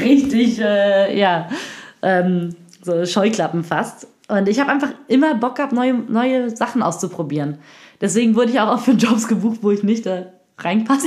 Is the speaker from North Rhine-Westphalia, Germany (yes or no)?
yes; Cologne, North Rhine-Westphalia, Germany; ich komme aus, äh, aus Familie, aus einer Hartz-IV-Familie aus Köln-Kalk, so Köln-Deutz, Köln-Mülheim, Köln-Kalk, da bin ich aufgewachsen